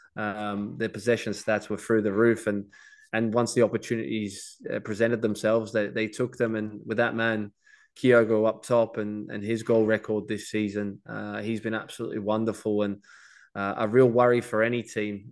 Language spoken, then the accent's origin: English; Australia; being Australian